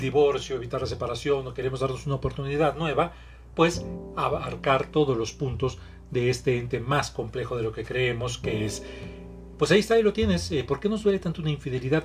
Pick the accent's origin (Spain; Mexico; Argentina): Mexico; Soy terapeuta mexicano